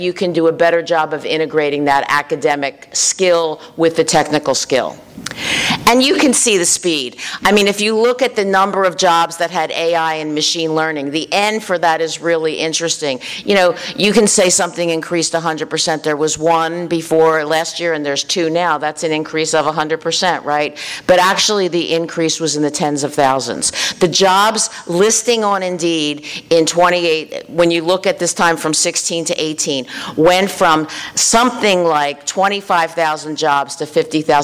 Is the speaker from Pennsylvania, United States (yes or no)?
yes; Philadelphia, Pennsylvania, United States; moved away as an adult; also born or lived in Washington, D.C. / New Jersey; I was from Philadelphia